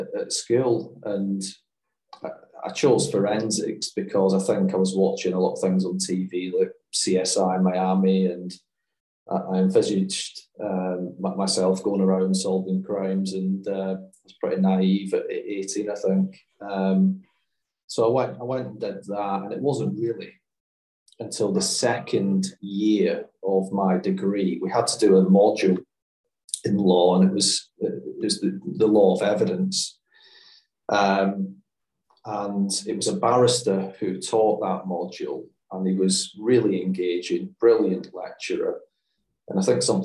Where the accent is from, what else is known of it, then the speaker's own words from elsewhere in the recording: Glasgow, Scotland, United Kingdom; I grew up in the East End of Glasgow.